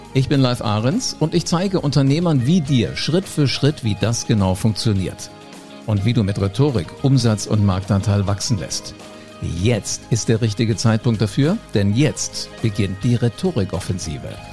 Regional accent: Germany; Hier bei uns in Deutschland

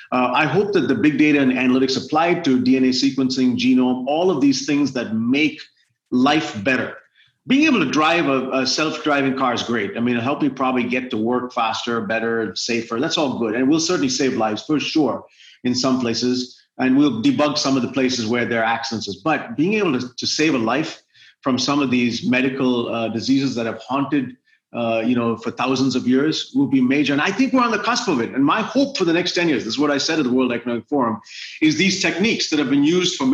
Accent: India; now in United States; as an American, because that's who I'm a citizen of the United States now, but also as an Indian

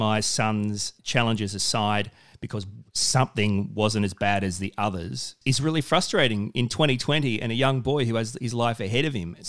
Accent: Australia; I'm a man, I'm an Aussie bloke.

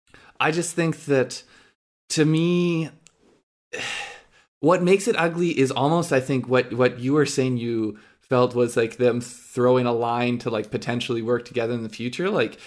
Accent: Canada; I think especially like we're Canadian.

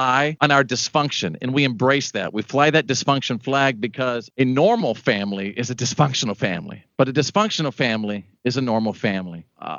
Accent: Wichita Falls, Texas, United States; I grew up in Wichita Falls, Texas

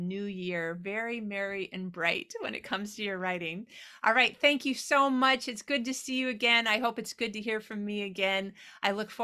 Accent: Midwest, United States; moved away; I born and raised in the Midwest.

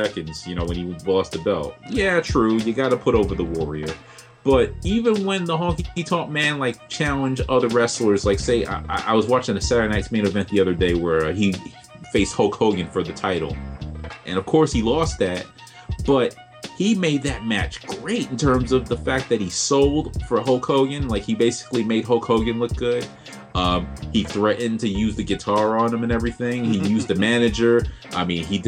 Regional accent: New York City, New York, United States; being from my hometown, Brooklyn

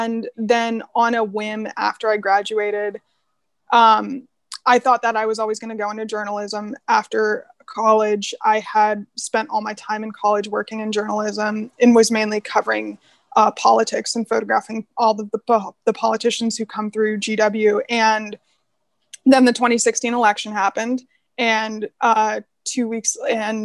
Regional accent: Palo Alto, California, United States; I grew up in Palo Alto, obviously, had a really great experience growing up in Palo Alto

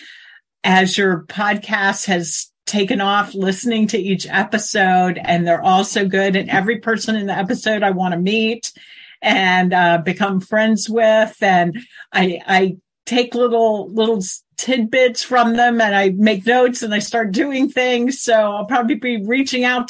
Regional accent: Tidewater, Virginia, United States; also born or lived in Maryland; I grew up in Tidewater, Virginia

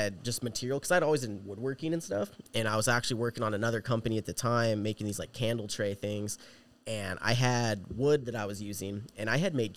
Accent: Yucaipa, California, United States; also born or lived in Huntington Beach, California; born and raised. I lived there basically my whole life

